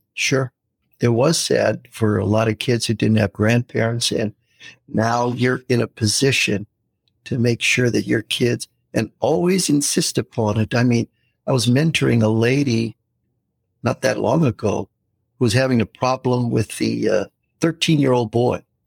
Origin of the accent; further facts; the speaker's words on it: United States; we're from the U.S.